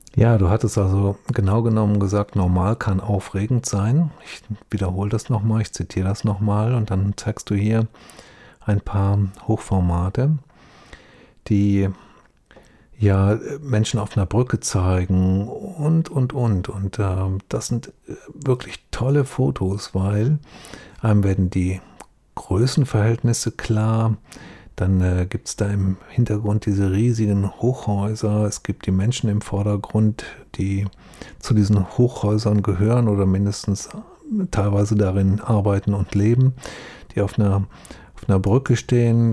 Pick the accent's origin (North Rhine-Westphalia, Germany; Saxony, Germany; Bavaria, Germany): North Rhine-Westphalia, Germany; Duisburg; Ich bin ja selbst in Duisburg aufgewachsen